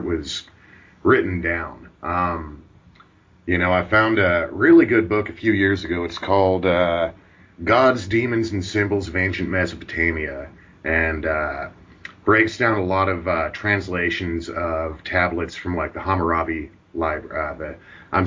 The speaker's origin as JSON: {"language": "English", "region": "Pacific Northwest", "country": "United States", "tie": "born or raised there", "said": "growing up in the Pacific Northwest"}